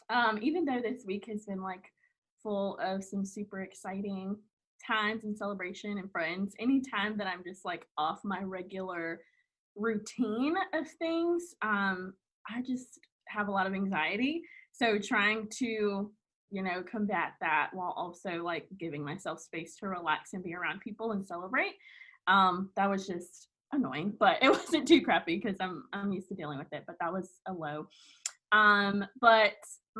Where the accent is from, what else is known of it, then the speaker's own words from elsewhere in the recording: Fayetteville, North Carolina, United States; now in Wilmington, United States; I am from Fayetteville, North Carolina, which a lot of people know because of …, but grew up there, born and raised there